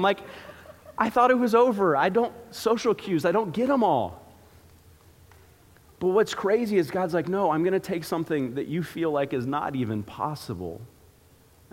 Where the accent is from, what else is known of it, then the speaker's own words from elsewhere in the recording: Florida, United States; growing up in Florida, you don't exactly get to see seasons